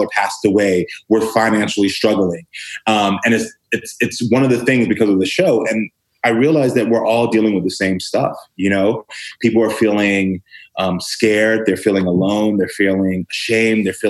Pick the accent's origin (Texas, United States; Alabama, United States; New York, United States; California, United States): Texas, United States; I grew up black and gay in the South to immigrant parents.